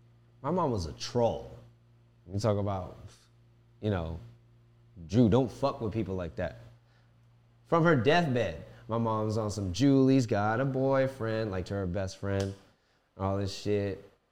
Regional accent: Philippines; Ako is me. Pinoy is Filipino. I am Filipino.

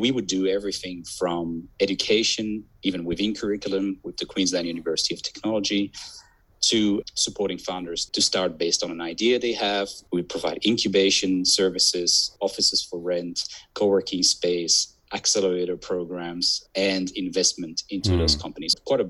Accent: Belgium; accent: confused; also born or lived in Southeast Asia; now in Australia; Myself, I'm originally from Belgium, and I lived in Southeast Asia for 7 years prior to moving to Australia. I do have a very confused accent, people say

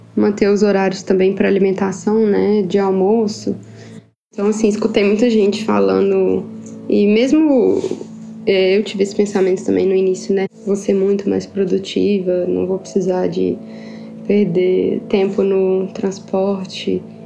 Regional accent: Ipatinga, Minas Gerais, Brazil; moved away as an adult; now in Sweden; Eu sou do interior de Minas, da cidade de Patinga. E atualmente eu moro na Suécia.

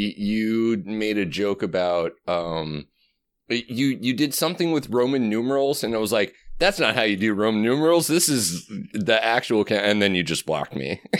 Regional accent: Chicago, Illinois, United States; also born or lived in Colorado; I was born in Colorado, but my toddlerhood was spent in Chicago. So I count myself as being a Chicago person, and that's why I can drink Malort.

